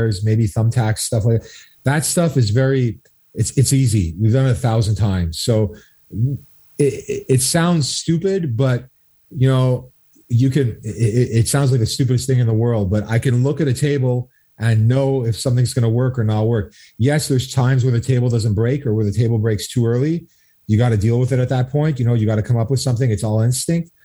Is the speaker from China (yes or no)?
no; Two Mountains, Quebec, Canada; we're both from Two Mountains